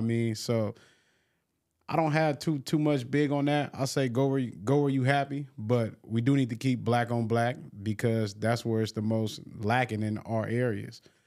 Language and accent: English; Long Beach, California, United States; I'm from Long Beach